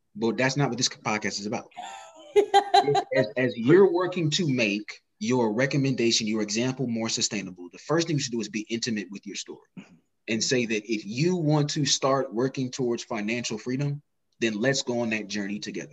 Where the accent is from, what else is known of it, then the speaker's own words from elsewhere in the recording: Indianapolis, Indiana, United States; I'm from Indianapolis, Indiana